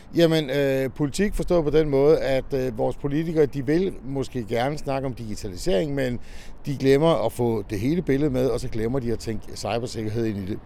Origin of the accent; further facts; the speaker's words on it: Denmark; vi som danskere